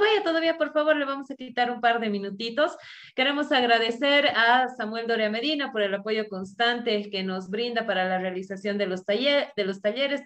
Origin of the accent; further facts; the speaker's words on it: Bolivia; unirnos nuevamente como bolivianos